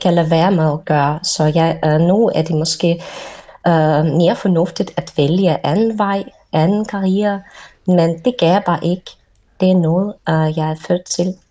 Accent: Moscow, Russia; Danish is a second language; jeg er russer, og jeg har boet i Moskva hele mit liv.

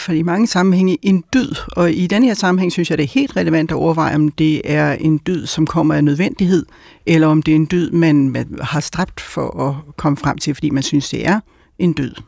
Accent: Albertslund, Capital Region of Denmark, Denmark; jeg voksede op i Bækgården i Alberslund

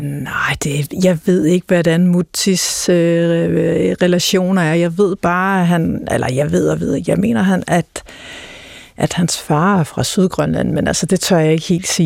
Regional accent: Greenland; hjemme i Grønland

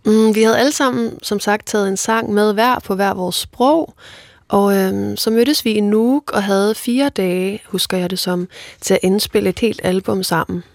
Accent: Faroe Islands; first language Faroese; Danish is a second language; mit færøske sprog

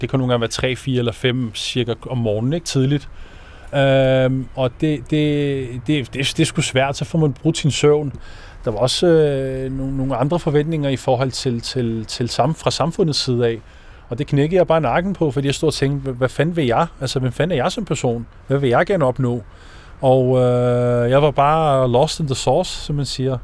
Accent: Ishøj, Capital Region of Denmark, Denmark; moved away as an adult; also born or lived in Morocco; now in Copenhagen, Denmark; hvor jeg er vokset op, Ågården 9

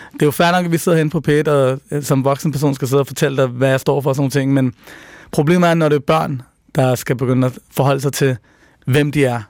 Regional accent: Copenhagen, Capital Region of Denmark, Denmark; der, hvor jeg voksede op, som er på Nørrebro i 90'erne

